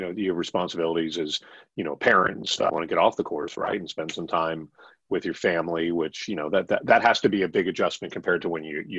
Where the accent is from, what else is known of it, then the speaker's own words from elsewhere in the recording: South Miami, Florida, United States; I grew up in South Miami